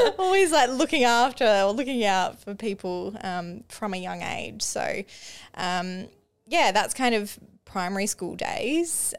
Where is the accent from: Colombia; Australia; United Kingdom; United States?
Australia; Mukinbudin, Western Australia; also born or lived in Perth; growing up in Maka, we call it Maka for short.